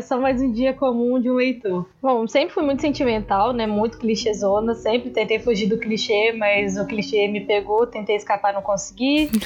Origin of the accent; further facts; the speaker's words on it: Vitória, Espírito Santo, Brazil; sou de Vitória, Espírito Santo